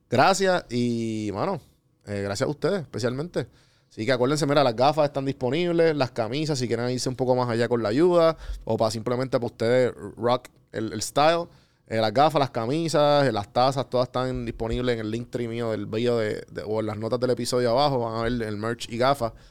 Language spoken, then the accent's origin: Spanish; Puerto Rico; Soy puertorriqueño.